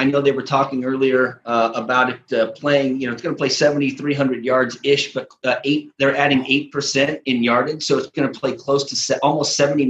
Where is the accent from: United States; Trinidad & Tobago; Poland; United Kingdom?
United States; West Coast; I'm a West Coaster.